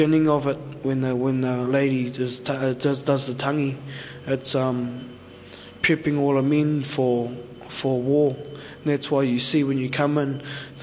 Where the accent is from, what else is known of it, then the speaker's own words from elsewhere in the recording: Whanganui and Ohakune, Manawatū-Whanganui, New Zealand; I'm from Wanganui and Oahākune. On my dad's side, I'm from Oahākune. On my mum's side, I'm from down the river.